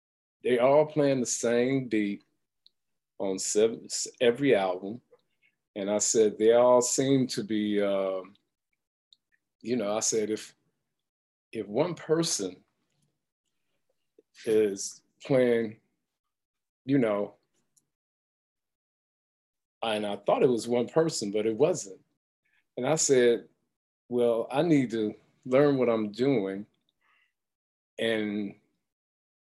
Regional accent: Detroit, Michigan, United States; moved away as an adult; also born or lived in California; growing up in Detroit, and I tell everybody, and I always keep it real, I'm from the hood.

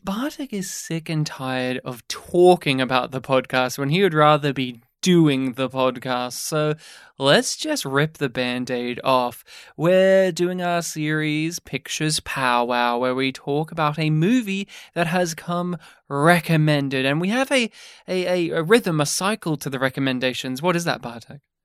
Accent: Australia; growing up in rural Australia, my hometown specifically did have a, a cinema.

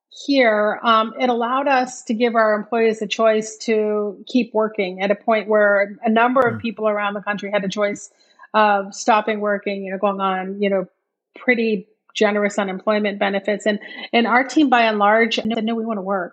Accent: Maine, United States; moved away as an adult; I grew up in Maine

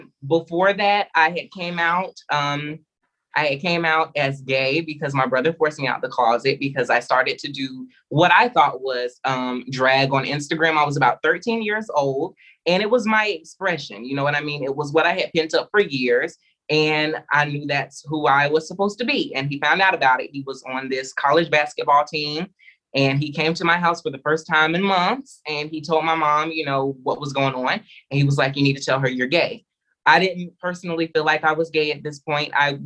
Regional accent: the South, United States; When you are a Black child raised, for me particularly, I was raised in the South. My grandmother was a pastor.

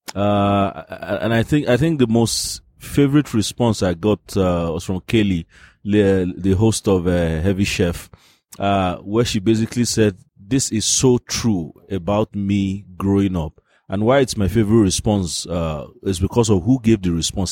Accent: Nigeria; I'm a Nigerian

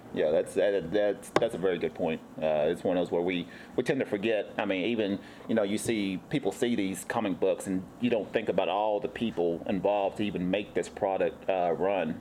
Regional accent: Tennessee, United States; now in San Diego, United States; I'm actually from the East Coast. I'm from Tennessee

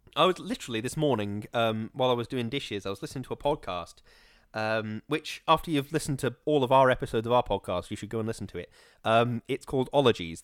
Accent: Stoke-on-Trent, West Midlands, United Kingdom; I was born in Stoke.

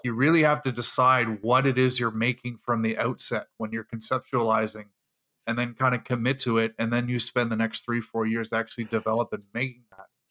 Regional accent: Canada; I'm the Canadian

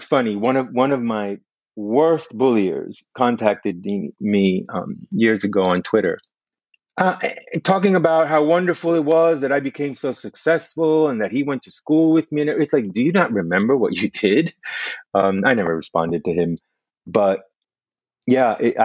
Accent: West New York, New Jersey, United States; English is a second language; also born or lived in Cuba; I grew up in West New York, New Jersey, so it's right across the river.

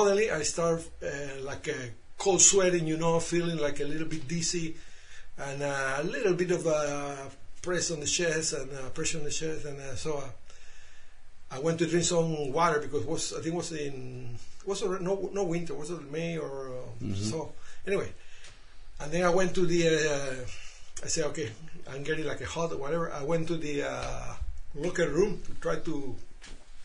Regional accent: Panama; now in Canada; I grew up in Panama, Central America

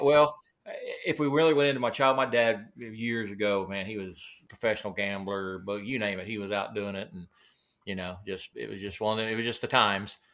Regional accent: Del City, Oklahoma, United States; also born or lived in Moore, Oklahoma; born and raised, uh, right here in Oklahoma. Grew up most of my life in little Dell City, Oklahoma, little suburb east of the city here.

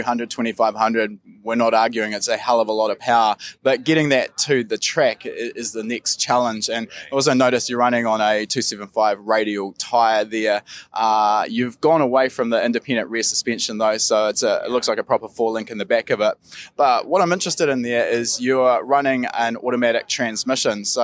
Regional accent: New Zealand; we're Kiwi

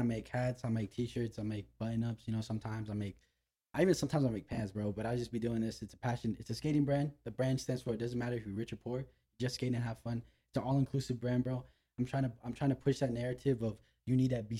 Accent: Los Angeles, California, United States; I'm from North Hollywood

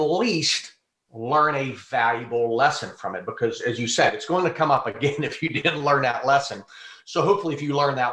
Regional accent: Pittsburgh, Pennsylvania, United States; also born or lived in Burgettstown, Pennsylvania; now in Tampa, United States; I live in Tampa, Florida, but I'm home in Pittsburgh now

